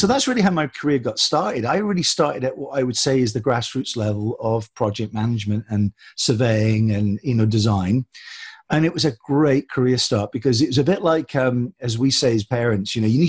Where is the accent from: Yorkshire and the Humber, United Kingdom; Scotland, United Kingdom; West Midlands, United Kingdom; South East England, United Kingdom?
Scotland, United Kingdom; born there; also born or lived in Hong Kong / Germany / England; We lived in so many countries, Hong Kong, Germany, you know, Scotland, England. I was born in Scotland, but for 22 years, our feet never touched the ground.